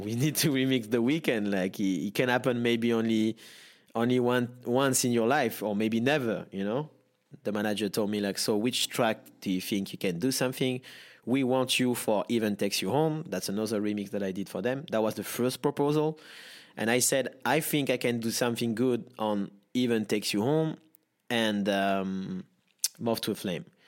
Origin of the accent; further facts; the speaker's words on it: Nice, Provence-Alpes-Côte d'Azur, France; English is a second language; I'm born and raised in Nice, south of France.